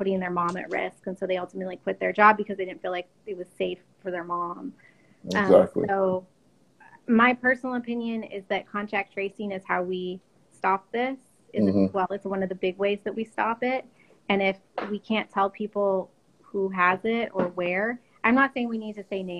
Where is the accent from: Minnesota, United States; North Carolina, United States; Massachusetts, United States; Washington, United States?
Washington, United States; moved away; I'm originally from Washington